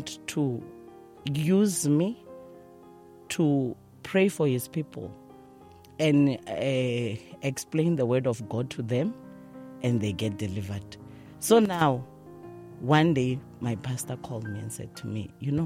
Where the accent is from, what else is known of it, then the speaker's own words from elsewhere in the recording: Soweto, Gauteng, South Africa; I'm from Dobsonville, Soweto.